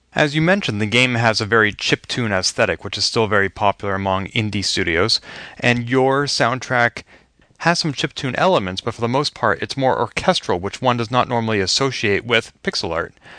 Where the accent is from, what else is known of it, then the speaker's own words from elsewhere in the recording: Boston, Massachusetts, United States; my hometown of Boston